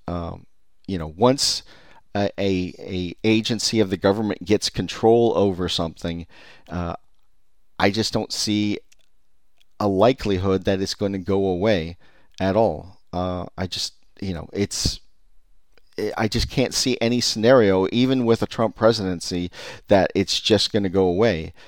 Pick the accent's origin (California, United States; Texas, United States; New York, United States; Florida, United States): California, United States; I'm from California